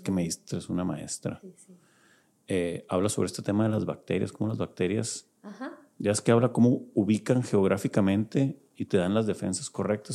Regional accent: Culiacán, Sinaloa, Mexico; somos de Culiacán

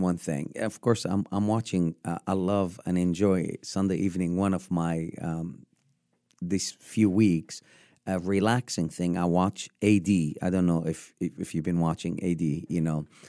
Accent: Upper Egypt, Egypt; moved away as an adult; born and raised in Egypt, born in, in the southern part of Egypt

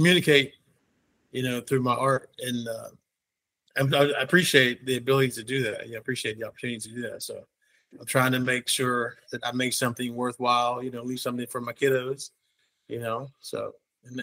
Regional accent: Pittsburgh, Pennsylvania, United States; I'm from Pittsburgh, so I grew up in a great town

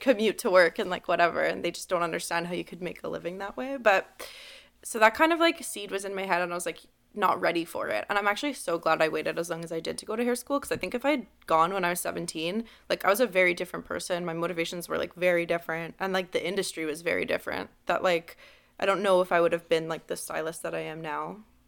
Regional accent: Montreal, Quebec, Canada; I was born and raised in the West Island.

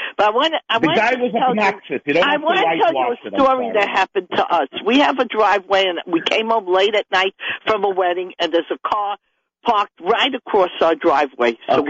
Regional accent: New York City, New York, United States; I come from Borough Park, and I know people have this in other Jewish neighborhoods.

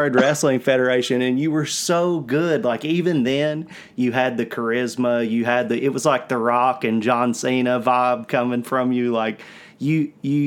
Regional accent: Southwest Virginia, United States; where we're from

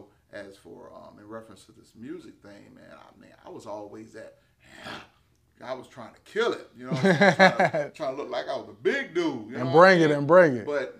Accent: Florida, United States; I'm originally from Polk County, Florida.

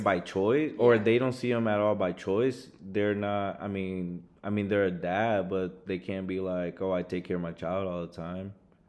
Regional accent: San Antonio, Texas, United States; So I was born in San Antonio.

